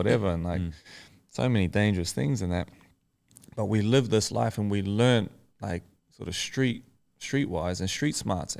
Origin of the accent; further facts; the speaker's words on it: Tokoroa, Waikato, New Zealand; also born or lived in Auckland; Yeah, so I grew up in Tukuru, which is like a small town in the South Waikato.